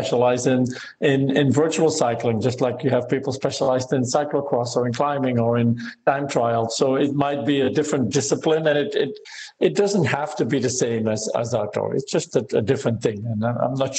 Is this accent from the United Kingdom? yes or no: no; Belgium; now in United States; I am originally from Belgium and live in the US.